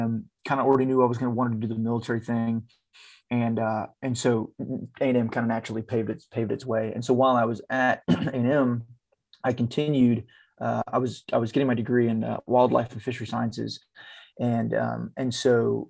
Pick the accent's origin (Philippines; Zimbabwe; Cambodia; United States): United States; Texas; I grew up around that in Texas.